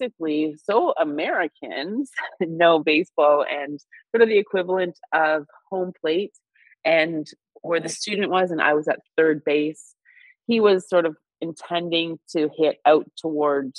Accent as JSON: {"language": "English", "region": "Northern Ontario", "country": "Canada", "tie": "born or raised there", "moved": "as an adult", "said": "growing up in Northern Ontario"}